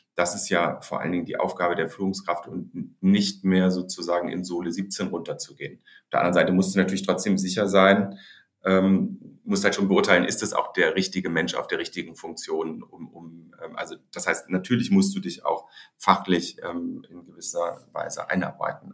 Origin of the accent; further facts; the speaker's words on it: Hamburg, Germany; also born or lived in Heidelberg; Ich bin geboren in Hamburg